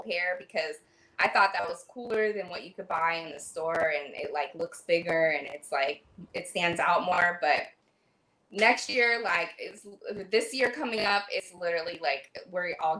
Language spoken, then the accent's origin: English; Paso Robles, California, United States; now in Los Angeles, United States; I live in LA, but I'm originally from the Central Coast and Paso Robles, Templeton, San Luis Obispo area. And Paso Robles is like a pretty big wine area. So, like growing up and having that in your backyard